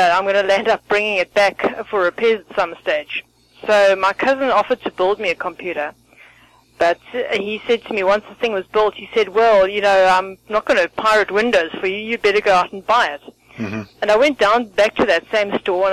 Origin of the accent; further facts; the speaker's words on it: South Africa; also born or lived in Benoni; I'm from South Africa